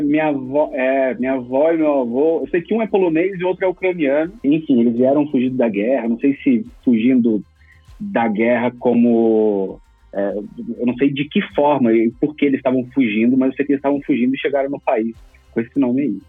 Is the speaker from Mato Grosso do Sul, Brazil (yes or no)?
yes; Campo Grande, Mato Grosso do Sul, Brazil; also born or lived in Cuiabá; now in São Paulo, Brazil; Eu sou de Campo Grande, Mato Grosso do Sul. Só que eu não, não fiquei muito tempo lá